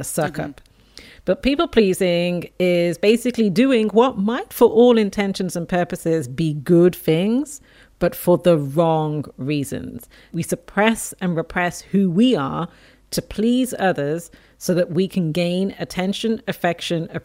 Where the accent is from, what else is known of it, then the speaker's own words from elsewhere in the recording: Dublin, Leinster, Ireland; also born or lived in England; I was born in England, raised in Dublin, Ireland